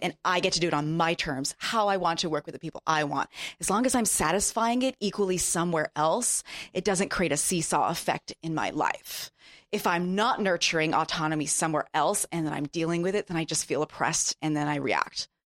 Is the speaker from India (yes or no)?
no; Japan; moved away; I grew up in Japan